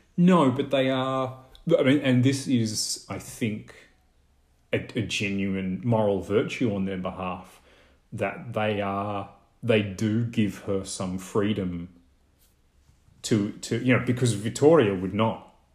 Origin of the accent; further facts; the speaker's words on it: Australia; in Australia, I really don't think we have any e-, equivalent for English speakers of dialects